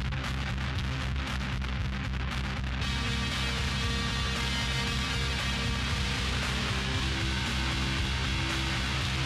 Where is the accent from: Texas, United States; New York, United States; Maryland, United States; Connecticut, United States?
Connecticut, United States; I definitely have like an accent from growing up in Connecticut